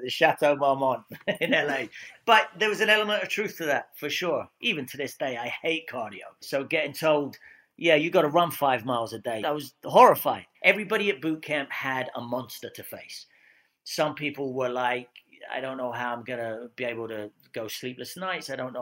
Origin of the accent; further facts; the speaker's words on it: Scotland, United Kingdom; accent: British; I'm a Scotsman with a dodgy English accent